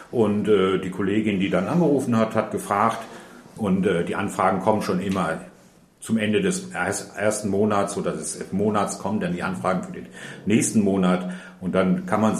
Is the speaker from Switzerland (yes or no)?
no; North Rhine-Westphalia, Germany; also born or lived in Austria; ich {S1} bin ein Migrant sozusagen, ich komme aus Österreich, bin dann im Ruhrgebiet aufgewachsen